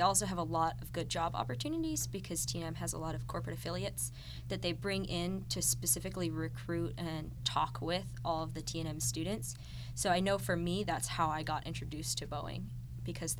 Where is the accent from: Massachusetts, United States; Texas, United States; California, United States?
Massachusetts, United States; Northborough; moved away as an adult; now in Atlanta, United States; I'm from Northborough, Massachusetts